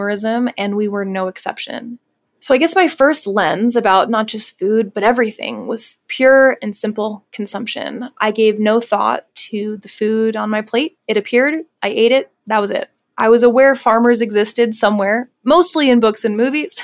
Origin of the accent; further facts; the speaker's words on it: Pennsylvania, United States; My twin brother and I were born and raised in Pennsylvania